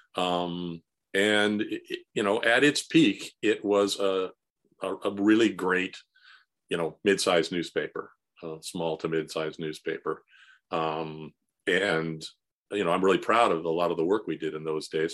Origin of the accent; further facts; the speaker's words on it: San Fernando Valley, California, United States; I grew up in the San Fernando Valley, um, in the sixties and seventies